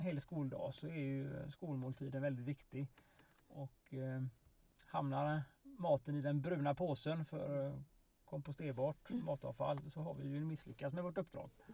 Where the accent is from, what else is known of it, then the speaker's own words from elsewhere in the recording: Kungsbacka, Halland County, Sweden; I Valda då som är min hembygd eh, väster om Kungsbacka